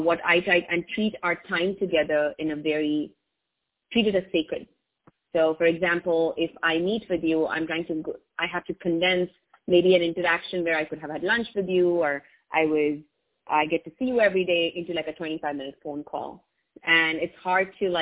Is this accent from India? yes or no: yes; India; first language English; I learned English in India as my first language